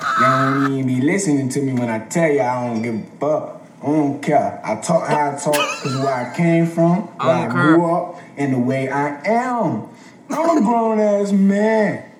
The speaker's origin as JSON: {"language": "English", "town": "Lakeland", "region": "Florida", "country": "United States", "said": "I am from Lakeland, Florida, and I am 18 years old."}